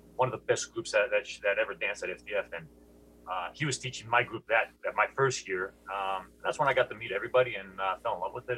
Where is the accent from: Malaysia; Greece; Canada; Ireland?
Greece; now in Seattle, United States; I grew up in Greece